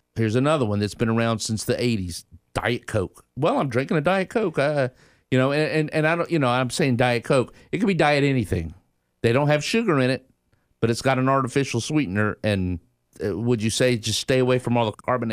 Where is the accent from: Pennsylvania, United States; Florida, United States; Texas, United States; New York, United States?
Florida, United States; Tallahassee; I grew up in Tallahassee from the South